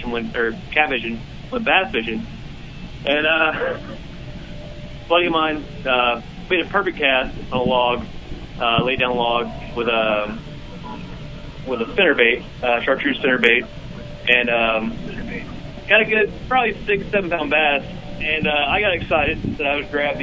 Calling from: Rock Hill, South Carolina, United States; calling from Rock Hill, South Carolina.

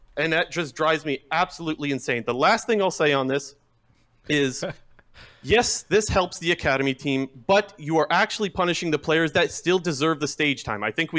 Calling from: Ontario, Canada; Calling from Ontario.

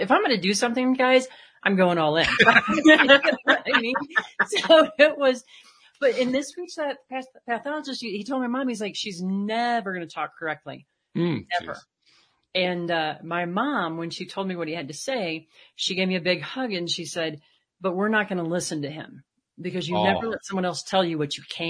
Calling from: Colorado, United States; I am here in Colorado today, right outside Rocky Mountain National Park at about 9,000 feet where it's snowing and nice and cold.

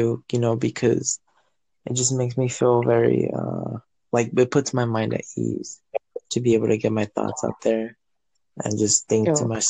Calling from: United States; I'm talking from the United States.

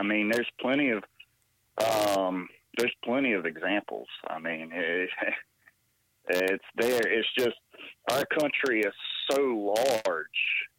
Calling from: North Carolina, United States; from North Carolina.

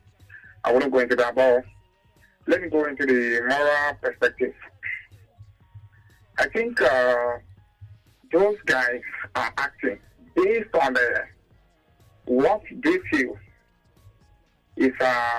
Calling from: Ecuador; Yeah, Ken, calling from Ecuador.

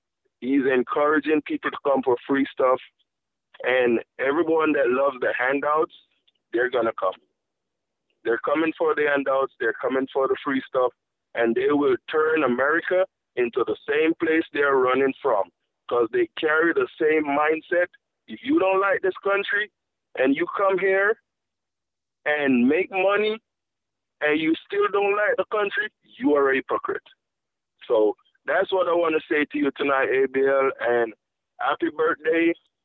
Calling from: Florida, United States; I'm calling from Florida.

